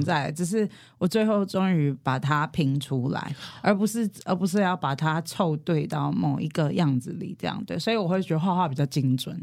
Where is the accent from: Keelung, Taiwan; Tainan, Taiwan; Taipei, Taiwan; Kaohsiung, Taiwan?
Taipei, Taiwan; first language Hakka; Chinese is a second language; 我是四岁前是跟阿公阿婆一起，所以其实客家话还真的就是我的母语，只是之后我回到台北就是城市里面，呃，生活，然后求学